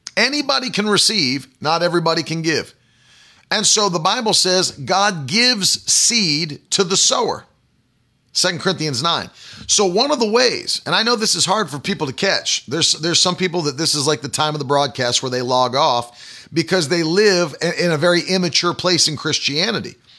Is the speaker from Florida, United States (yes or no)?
no; West Virginia, United States; In the public school that I attended, the high school in West Virginia